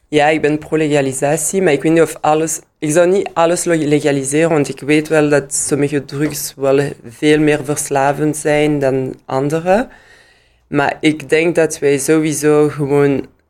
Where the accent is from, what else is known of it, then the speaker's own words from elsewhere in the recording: Liège, Wallonia, Belgium; Dutch is a second language; ik ben in Luik geboren en in Luik kon ik gewoon Engels eerst leren